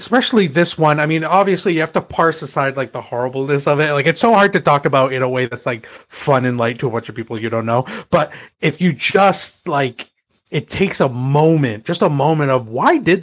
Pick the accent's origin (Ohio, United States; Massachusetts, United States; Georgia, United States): Massachusetts, United States; I'm from Massachusetts and there were people, you know, from my town that were on some of those planes